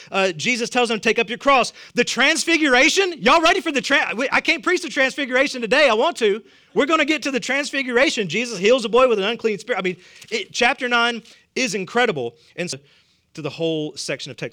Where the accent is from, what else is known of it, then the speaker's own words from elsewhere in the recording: the South, United States; accent: southern; my southern accent